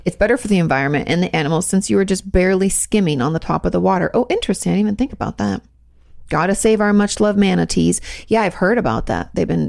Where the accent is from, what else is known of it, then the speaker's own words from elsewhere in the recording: Orlando, Florida, United States; also born or lived in Jacksonville / Pensacola; I was born in Jacksonville, grew up in Orlando, and went to college in Pensacola.